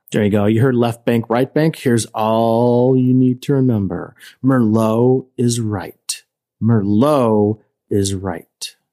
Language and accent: English; Chicago, Illinois, United States; we're from Chicago